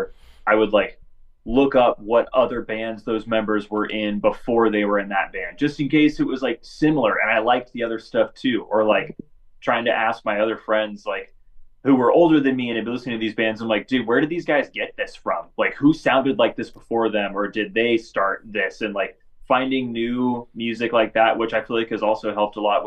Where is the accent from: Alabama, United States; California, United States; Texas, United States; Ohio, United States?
California, United States; Northern; I'm from California, like, Northern California